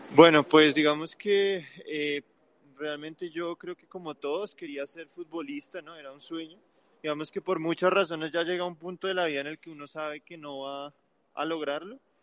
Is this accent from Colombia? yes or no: yes; Colombia; nosotros como colombianos